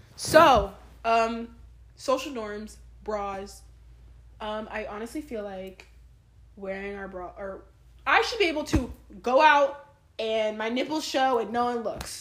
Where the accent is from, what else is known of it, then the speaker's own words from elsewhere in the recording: Shawnee, Kansas, United States; I'm from Shawnee